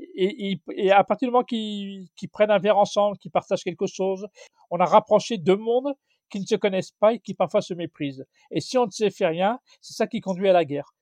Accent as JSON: {"language": "French", "town": "Mantes-la-Jolie", "region": "Île-de-France", "country": "France", "said": "je suis de Mantes-la-Jolie, dans le 78."}